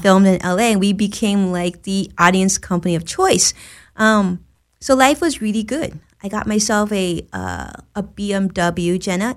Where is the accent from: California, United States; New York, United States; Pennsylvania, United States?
California, United States; Los Angeles; also born or lived in Orange County; I was born and raised in Los Angeles